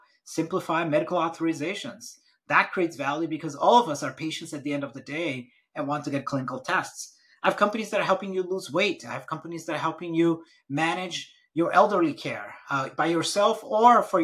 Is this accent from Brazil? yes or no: yes; Brazil; moved away; I'm actually born and raised in Brazil, and family's from a different part of India.